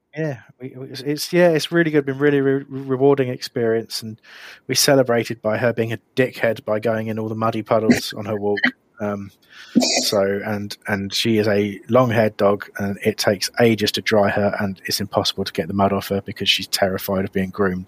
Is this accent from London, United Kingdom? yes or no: no; Crawley, South East England, United Kingdom; I grew up in Crawley